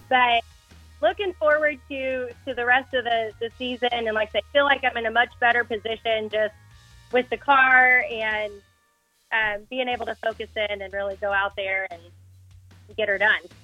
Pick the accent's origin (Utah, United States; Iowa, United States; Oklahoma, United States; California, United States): Oklahoma, United States; Fort Supply; now in Goddard, United States; I was actually born and raised in Fort Supply, Oklahoma